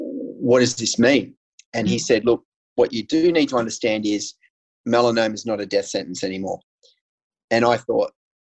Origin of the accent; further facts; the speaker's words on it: Australia; I grew up in a small town near the coast. So when I say I grew up, my family and I moved around a lot